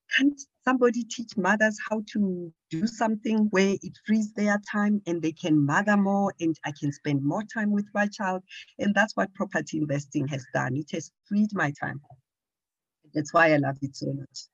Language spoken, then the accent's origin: English; Johannesburg, Gauteng, South Africa; I am from Johannesburg